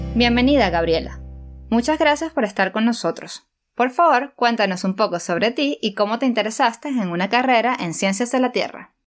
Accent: El Tigre, Anzoátegui, Venezuela; yo también soy del Tigre

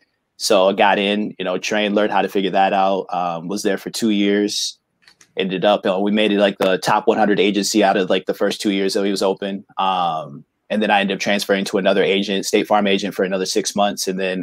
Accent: Lawton, Michigan, United States; also born or lived in Chicago, Illinois / Portage, Michigan / Kalamazoo, Michigan / Detroit, Michigan; now in Lansing, United States; I was born in Chicago, and then I moved to Lawton, Michigan, 4 days old in a snowstorm. And then I grew up in Lawton, Michigan

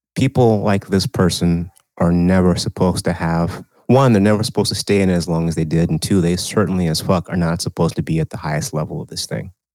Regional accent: Texas, United States; a state that probably is more southern than my home state you know, I you know, we say Texas is, is the South

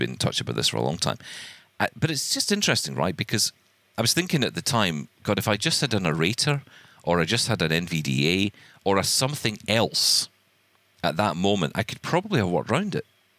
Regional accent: Glasgow, Scotland, United Kingdom; I have a fondness for Glasgow. It's my hometown

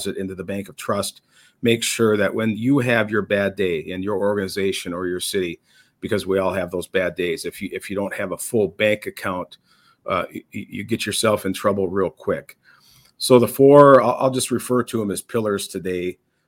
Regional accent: Minnesota, United States; I am from Minnesota, born and raised, and spent my entire life as a resident of this state in different corners of the state.

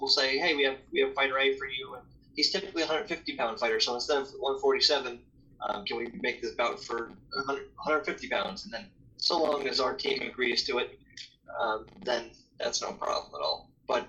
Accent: near Saratoga Springs, New York, United States; moved away; Saratoga Springs, which was 20 minutes from my hometown

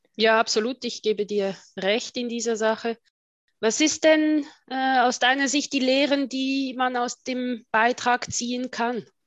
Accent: Switzerland; also born or lived in Brussels / England; ich bezeichne mich oft als äh, Schweizerin mit Außensicht oder Außenblick

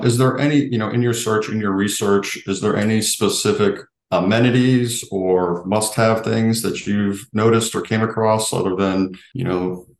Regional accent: Sarasota/Bradenton area, Florida, United States; I grew up here. I'm from here. So I know the area very well.

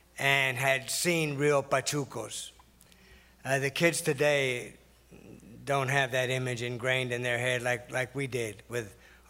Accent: Texas, United States; And I grew up in Texas, so Tex-Mex was different than California Mex.

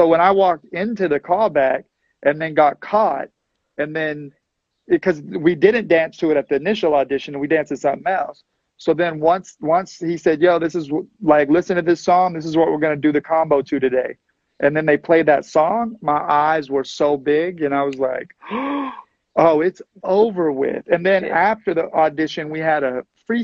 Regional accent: Texas, United States; moved away as an adult; I'm from Texas. I just moved here

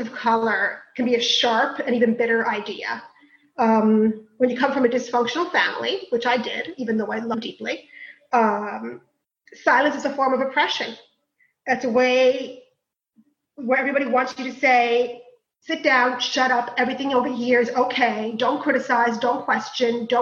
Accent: New York City, New York, United States; also born or lived in Queens, New York; East New York, where seven of us lived in a two-bedroom, roach-infested, cold in the winter, hot in the summer, run-down apartment that we were grateful for because it wasn't the projects

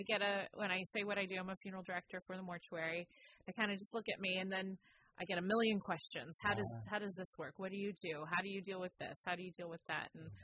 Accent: Petaluma, California, United States; Yes, I was born here in Petaluma up at Hillcrest Hospital, which doesn't exist anymore, but it's now a care facility. But born and raised, went to school here, graduated St. Vincent's High School, and went to college just down in San Rafael.

